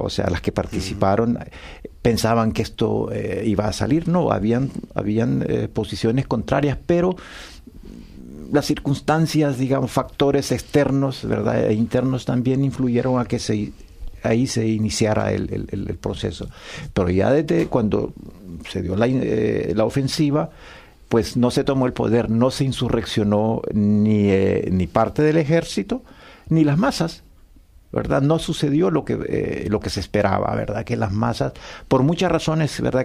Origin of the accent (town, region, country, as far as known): El Salvador; born or raised there; moved away